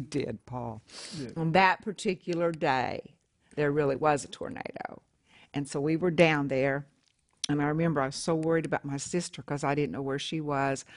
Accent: Oklahoma, United States

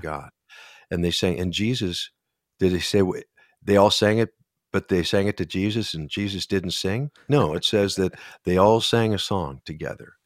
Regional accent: Minnesota, United States

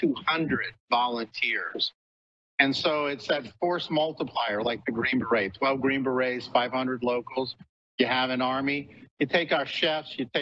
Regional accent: New Orleans, Louisiana, United States; moved away; New Orleans was my hometown

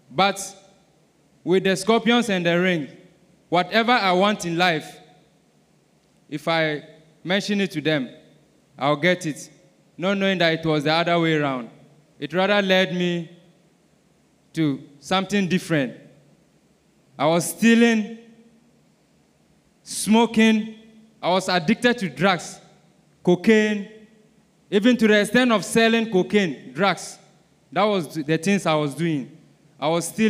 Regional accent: Ghana; I'm from Ghana

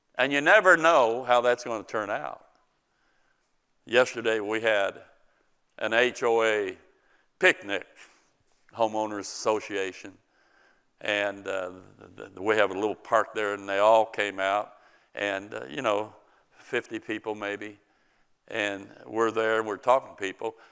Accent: United States; as an American citizen

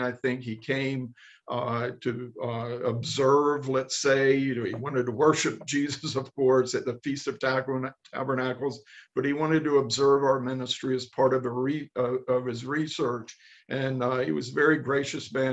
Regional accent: the Bible Belt, Southern United States, United States; moved away as an adult; now in Israel; I grew up in the Bible Belt.

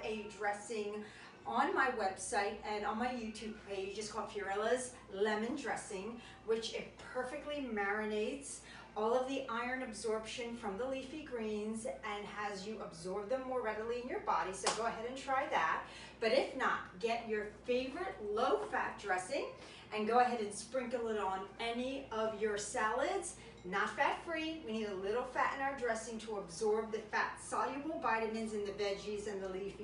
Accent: right outside Naples, Campania, Italy; moved away; I went to my hometown right outside Naples

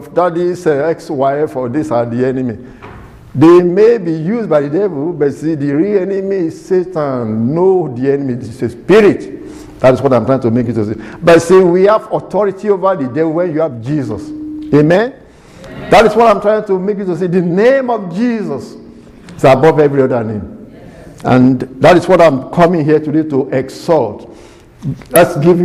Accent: Nigeria; moved away as an adult; also born or lived in Ibadan, Nigeria; now in United States; my name being Nigerian

